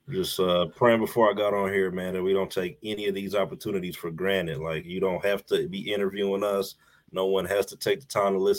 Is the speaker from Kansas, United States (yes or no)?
yes; Kansas City, Kansas, United States; Um, yeah, so I'm from Kansas City, um, born and raised actually Kansas City, Kansas.